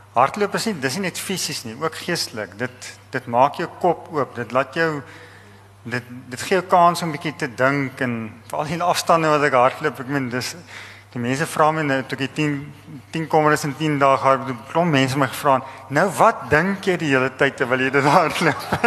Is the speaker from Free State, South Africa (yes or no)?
yes; Eastern Free State, South Africa; ek het in Oos-Vrystaat groot geword